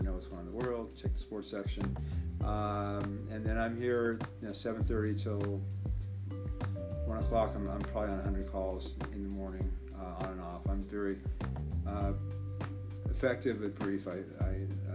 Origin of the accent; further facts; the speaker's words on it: Beverly Hills, California, United States; I grew up in Beverly Hills, and I've lived pretty much my whole life in the Beverly Hills